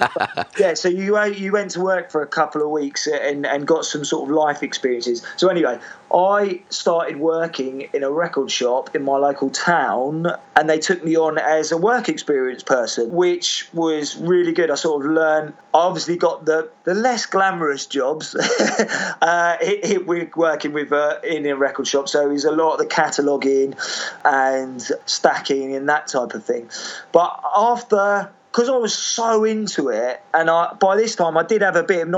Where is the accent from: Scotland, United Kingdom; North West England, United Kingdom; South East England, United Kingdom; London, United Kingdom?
South East England, United Kingdom; South Coast; I'm from the South Coast